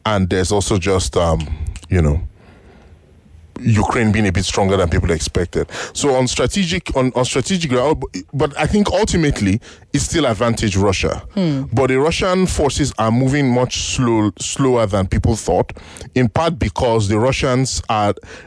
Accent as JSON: {"language": "English", "country": "Nigeria", "said": "I'm a Nigerian."}